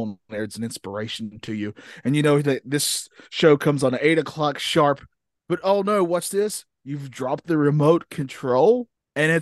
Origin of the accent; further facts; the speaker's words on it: the South, United States; I am from the South